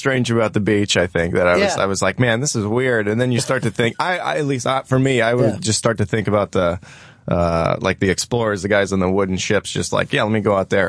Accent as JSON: {"language": "English", "region": "Missouri", "country": "United States", "said": "I'm from Missouri."}